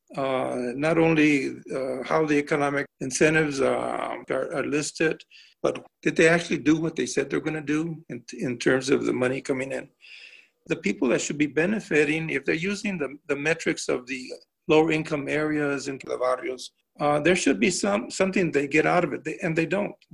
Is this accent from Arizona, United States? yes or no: yes; Tucson, Arizona, United States; I'm a life, lifetime Tucsonian. Um, I was born actually in St. Mary's Hospital, so it was in Ward 1